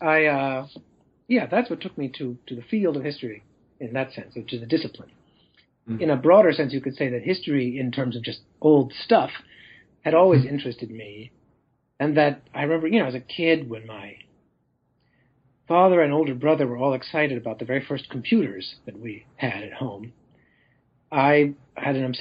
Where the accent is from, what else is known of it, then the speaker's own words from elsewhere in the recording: Los Angeles, California, United States; moved away as an adult; also born or lived in Chicago / northern Italy; now in Sweden; Grew up in Los Angeles